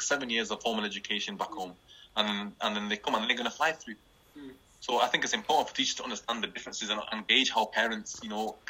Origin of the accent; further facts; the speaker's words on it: Kashmir, Pakistan; First of all, you and I are Kashmiri, yeah?